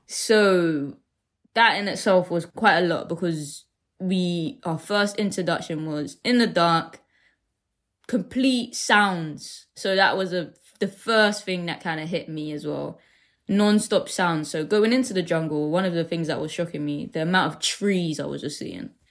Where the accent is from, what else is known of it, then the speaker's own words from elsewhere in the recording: London, United Kingdom; growing up in Deptford